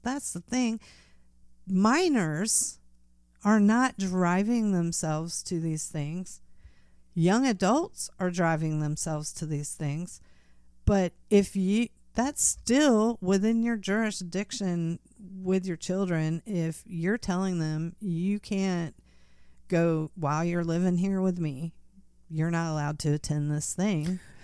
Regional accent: United States; as an American citizen

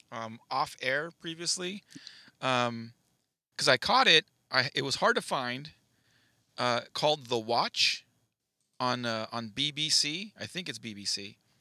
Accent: United States; I'm American

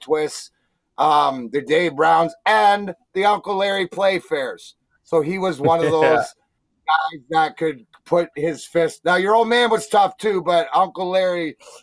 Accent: Ontario, Canada; I'm from Ontario.

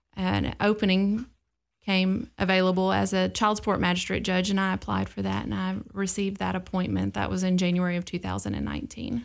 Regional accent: Clarksville, Tennessee, United States; being born and raised in Clarksville

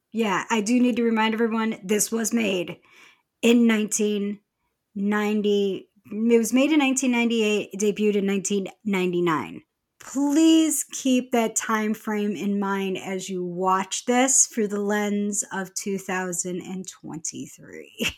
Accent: Rochester, New York, United States; my hometown of Rochester, New York

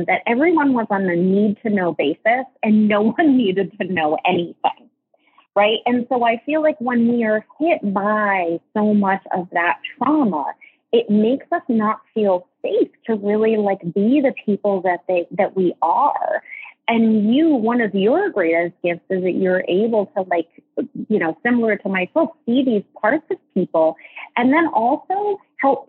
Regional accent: New England, United States; I was born in New England

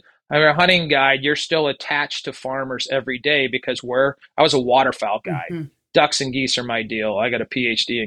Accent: Albany, Minnesota, United States; moved away; I grew up in Minnesota and was the last generation of the 30 to 50 cow dairy farm

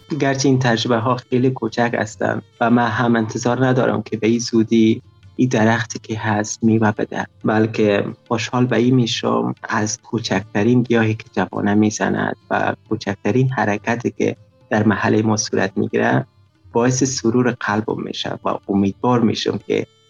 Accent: Afghanistan; now in Tajikistan; 21 سال سن دارم اهل افغانستان فعلا همچون مهاجر در تاجیکستان زندگی میکنیم

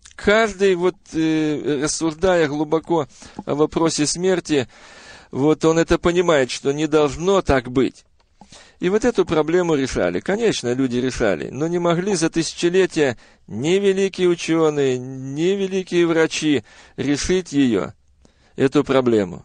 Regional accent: Bryansk, Bryansk Oblast, Russia; now in Auburn, United States; Родился я э, в 1956 году в многодетной семье верующих родителей в городе Брянске

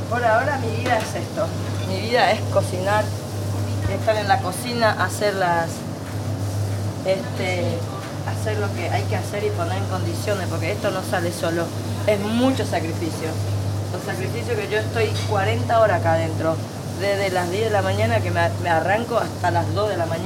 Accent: Paraguay; moved away as an adult; now in Buenos Aires, Argentina; Y después lo vine de Paraguay, que yo ya tenía conocimiento en Paraguay trabajando de esto. Entonces, yo lo que hice, dejé a mi marido encargado de la casa, supuestamente, y yo me vine para Buenos Aires

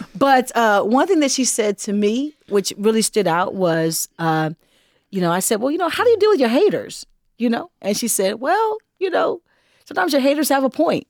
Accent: Los Angeles, California, United States; I hail from Los Angeles, California

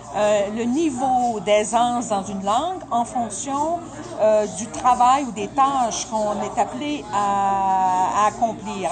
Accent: Rimouski, Quebec, Canada; first language French; now in Ontario, Canada; je suis originaire d'une région qui était très, très, qui est très francophone

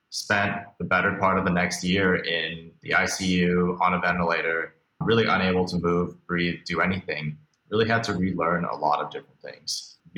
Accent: Beijing, China; also born or lived in Hong Kong; now in United States; I was born here in the States, but actually moved around a lot as a kid. Grew up mostly outside of the United States, spending some time in Beijing, Hong Kong, a few other places before I moved back here, mainly to go to college in the United States.

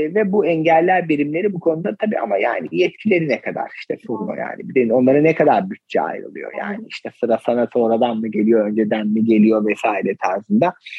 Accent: Ordu, Turkey; moved away; ben normalde oralıyım.

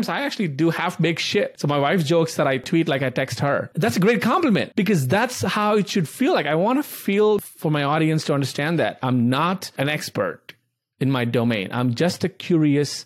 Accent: India; moved away; I grew up in India

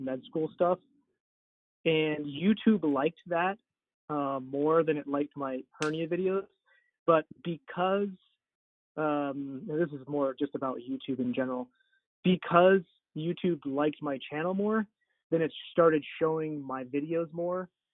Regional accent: Wyoming, United States; moved away as an adult; also born or lived in Florida; now in Salt Lake City, United States; I actually went to um, to Wyoming to my hometown to practice for a couple years

